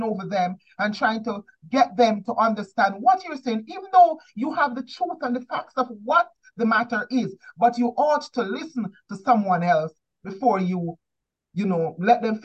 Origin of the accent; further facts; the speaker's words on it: Jamaica; growing up in Jamaica